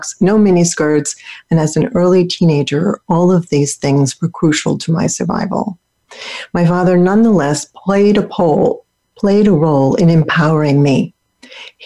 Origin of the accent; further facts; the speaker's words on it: Philadelphia, Pennsylvania, United States; where I grew up in Philadelphia